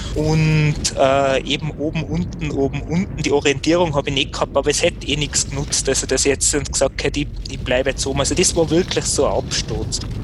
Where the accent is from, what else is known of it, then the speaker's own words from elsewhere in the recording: Kitzbühel, Tyrol, Austria; ich komme ja aus Kitzbühel